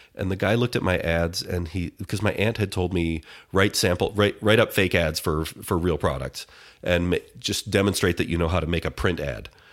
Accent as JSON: {"language": "English", "town": "Detroit", "region": "Michigan", "country": "United States", "said": "I'm from, uh, Detroit, the suburbs of Detroit"}